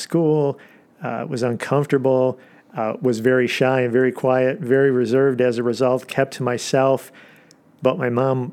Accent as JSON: {"language": "English", "town": "Des Plaines", "region": "Illinois", "country": "United States", "tie": "born or raised there", "said": "I grew up in the Chicagoland area in Des Plaines"}